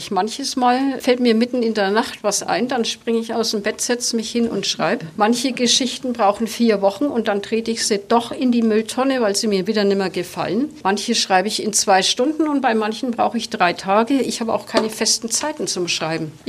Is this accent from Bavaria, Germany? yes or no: yes; Nuremberg, Bavaria, Germany; accent: Nuremberg dialect; Ich fürchte, dass das Handy meinen Nürnberger Dialekt nicht anerkennen würde.